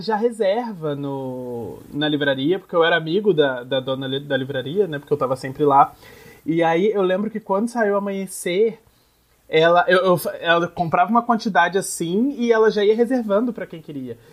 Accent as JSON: {"language": "Portuguese", "town": "Nova Friburgo", "region": "Rio de Janeiro", "country": "Brazil", "tie": "born or raised there", "moved": "yes", "said": "Friburgo, que é a minha cidade natal, que é uma cidade na região serrana do Rio"}